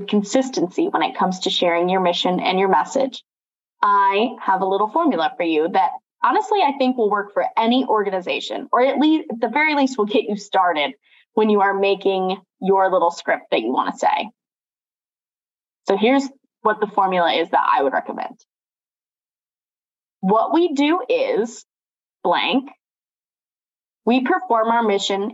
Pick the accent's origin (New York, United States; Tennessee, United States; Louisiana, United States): New York, United States; Watertown; also born or lived in Canton / Erie; now in Rochester, United States; growing up in Watertown, then living in places like Canton and Erie and now Rochester